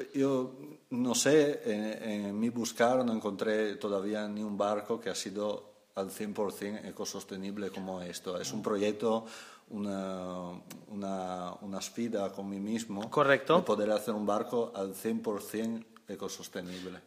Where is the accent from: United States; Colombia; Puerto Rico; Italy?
Italy; near Venice, Veneto; moved away as an adult; also born or lived in France / Spain; me formé, nací en, en Italia, cerca de Venecia.